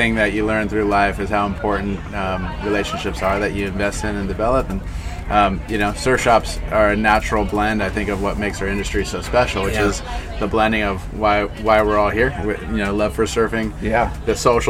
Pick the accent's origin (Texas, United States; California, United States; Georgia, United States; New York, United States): California, United States; Ventura; growing up in Ventura.